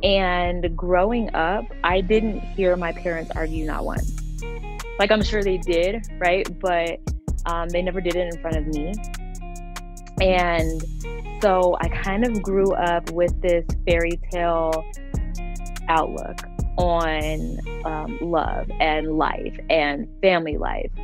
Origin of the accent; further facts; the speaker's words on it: Denver, Colorado, United States; also born or lived in Las Vegas, Nevada; I'm from Denver, Colorado, born and raised